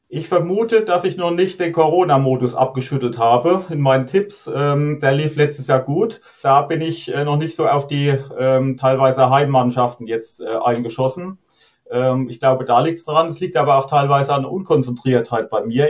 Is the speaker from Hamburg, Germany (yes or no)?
no; Rhineland-Palatinate, Germany; also born or lived in Geinsheim; als Pfälzer ist man FCK-Fan